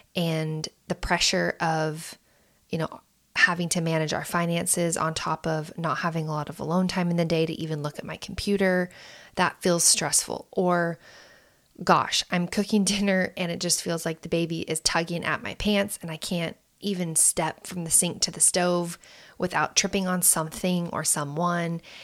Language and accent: English; United States